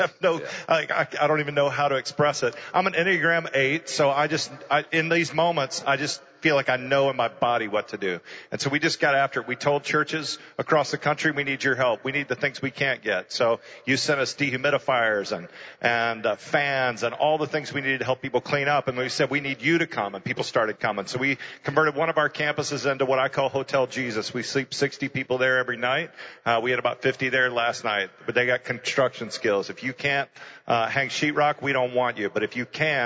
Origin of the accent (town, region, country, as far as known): Houston, Texas, United States; born or raised there